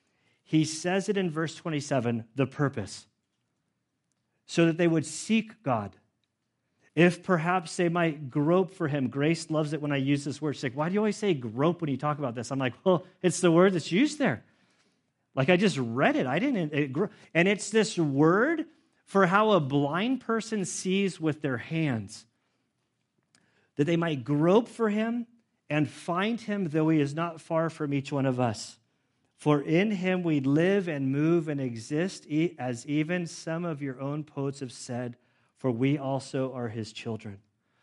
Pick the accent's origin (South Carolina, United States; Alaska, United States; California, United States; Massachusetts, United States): California, United States; Carmel; born there; So that means that I was born in 1974 in Carmel, California, to a super dysfunctional family